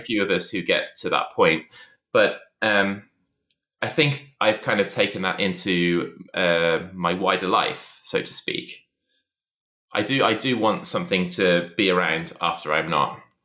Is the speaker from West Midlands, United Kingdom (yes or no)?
yes; Shrewsbury, West Midlands, United Kingdom; moved away as an adult; also born or lived in Liverpool; it was the day I moved from Shrewsbury to university in Liverpool